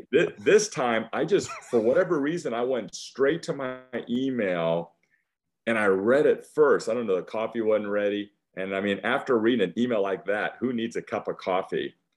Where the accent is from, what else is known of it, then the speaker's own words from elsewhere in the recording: West Union, Iowa, United States; now in Texas, United States; I was born in Iowa.